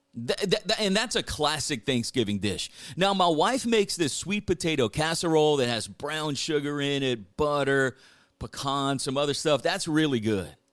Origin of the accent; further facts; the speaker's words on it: South Louisiana, United States; growing up in South Louisiana